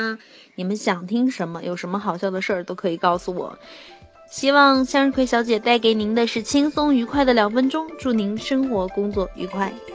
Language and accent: Chinese; China; 我们都是中国人啊